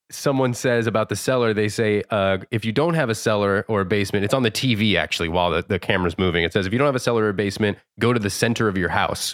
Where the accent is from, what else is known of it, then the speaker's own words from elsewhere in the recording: South Florida, United States; I grew up in South Florida.